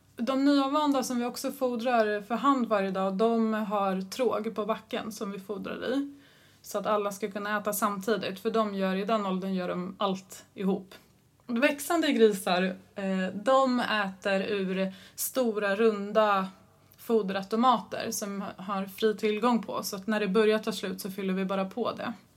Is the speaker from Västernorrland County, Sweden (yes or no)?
no; Stockholm, Stockholm County, Sweden; moved away as an adult; also born or lived in Alnarp; född och uppväxt i Stockholm